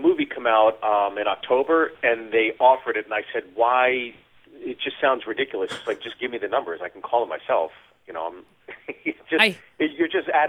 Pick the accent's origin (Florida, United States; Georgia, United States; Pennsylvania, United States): Pennsylvania, United States; Pittsburgh; I'm from Pittsburgh, so I'm from flyover country, Rust Belt, Midwest, blue-collar values.